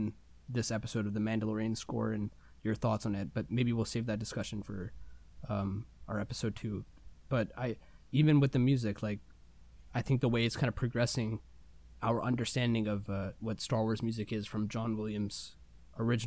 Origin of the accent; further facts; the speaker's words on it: India; I'm Indian.